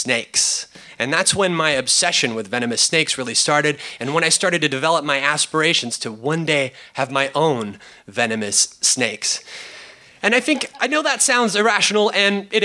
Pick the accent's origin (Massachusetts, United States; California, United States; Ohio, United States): California, United States; I was born here in California